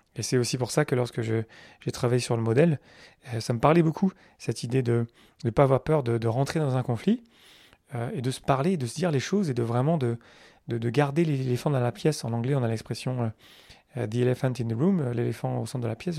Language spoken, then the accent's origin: French; France; je suis français